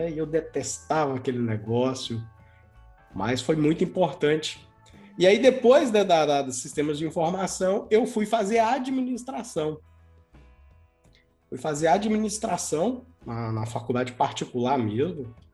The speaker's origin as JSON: {"language": "Portuguese", "town": "Governador Valadares", "region": "Minas Gerais", "country": "Brazil", "tie": "born or raised there", "said": "Mineiro legítimo, João, daqui, nascido e criado em Governador Valadares. Por aqui a gente estudou, por aqui a gente se formou, por aqui conheci minha esposa, né, e formei a minha família."}